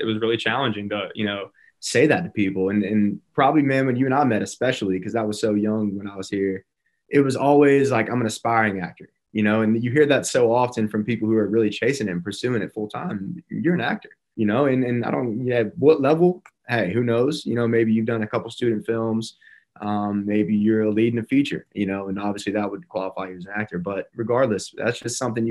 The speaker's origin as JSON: {"language": "English", "town": "Birmingham", "region": "Alabama", "country": "United States", "tie": "born or raised there", "also_born_or_lived": "Tuscaloosa, Alabama", "said": "my first film experience was in Birmingham, my hometown."}